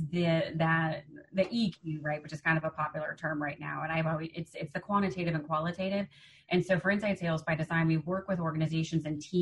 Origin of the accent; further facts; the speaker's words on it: Chicago, Illinois, United States; I'm from Chicago. I'm a Midwesterner